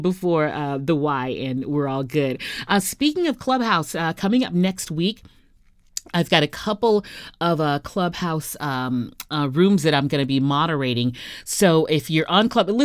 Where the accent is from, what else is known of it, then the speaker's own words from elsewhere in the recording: Houston, Texas, United States; an educator in my hometown of Houston